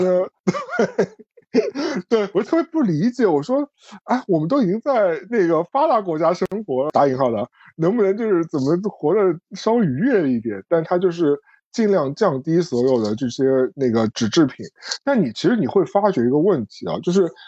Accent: Shanghai, China; 我们上海人

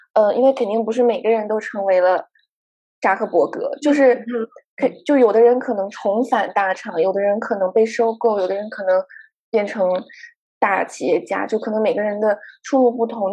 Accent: Guangzhou, Guangdong, China; moved away as an adult; also born or lived in Hong Kong; 虽然我成长在广州，但是我从来 不讲粤语，就在广州的时候，因为我家人并不是，就是以粤语为母语的

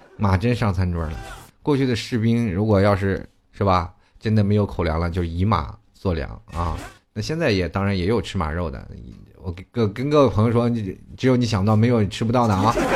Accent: China; 我们中国人

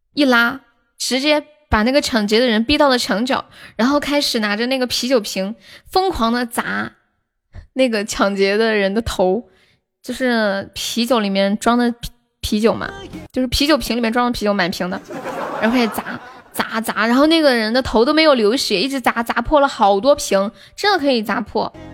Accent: Northeast China, China; 我也东北的呀

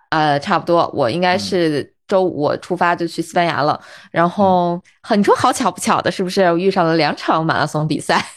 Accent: Baotou, Inner Mongolia, China; now in Beijing, China; 你像我家啊，我是内蒙人，我包头人

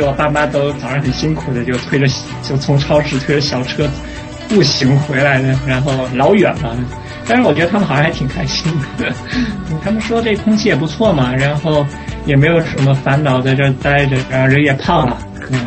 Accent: Ningbo, Zhejiang, China; moved away as an adult; now in Sydney, Australia; 我浙江宁波的。

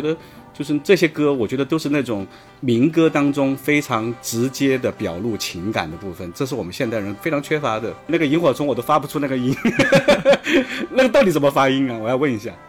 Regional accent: China; also born or lived in New York, United States; 我们中国人

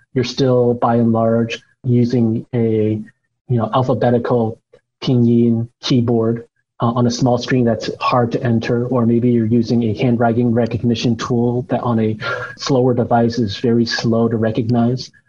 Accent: United States; moved away as an adult; also born or lived in China; I am an American born Chinese, although I had lived in China for quite a while

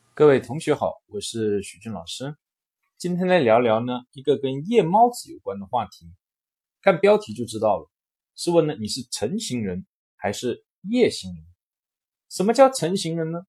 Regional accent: China; 我们中国人的文化

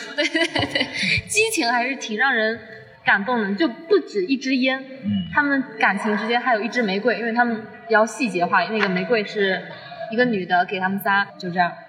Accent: Zhejiang, China; 我来自浙江

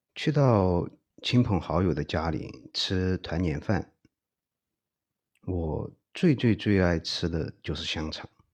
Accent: Chengdu, Sichuan, China; 身为成都人的我

